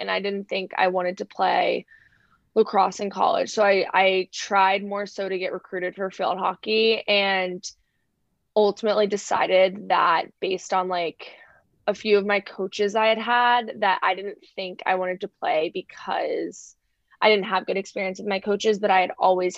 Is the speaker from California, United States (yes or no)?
no; Northern Virginia, United States; I grew up in Northern Virginia on the like Virginia side of DC.